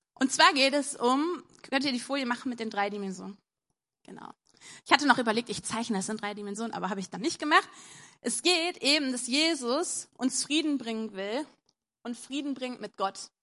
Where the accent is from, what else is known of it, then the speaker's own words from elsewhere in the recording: Wuppertal, North Rhine-Westphalia, Germany; bei uns in Wuppertal